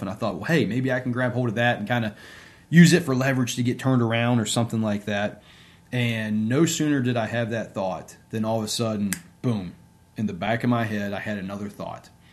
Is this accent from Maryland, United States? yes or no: no; Bridgewater, Virginia, United States; also born or lived in Norfolk, Virginia / Williamsburg, Virginia; now in Richmond, United States; I was born and raised in Bridgewater, Virginia.